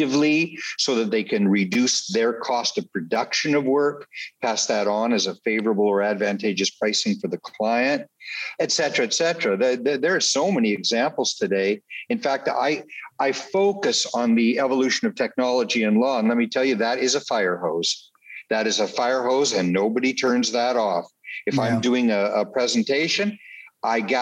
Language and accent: English; Canada; I was born and raised in Canada